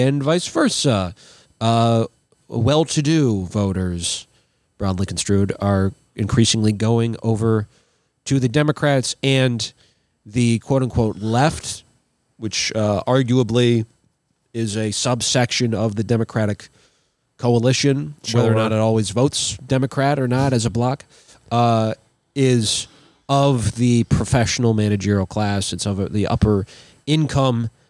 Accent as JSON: {"language": "English", "region": "Minnesota", "country": "United States", "said": "as a Minnesotan"}